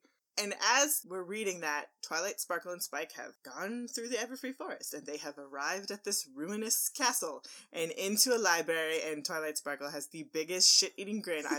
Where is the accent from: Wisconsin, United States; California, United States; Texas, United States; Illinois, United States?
Texas, United States; we're from Texas. We eat the meat.